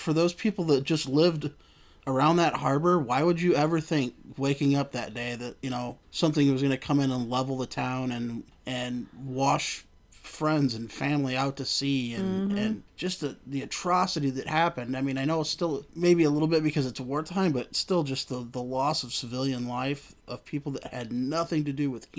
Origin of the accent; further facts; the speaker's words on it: Detroit, Michigan, United States; I mean, I grew up in the Detroit area, grew up in Michigan, so I can always claim all the Detroit teams, but it's never just those.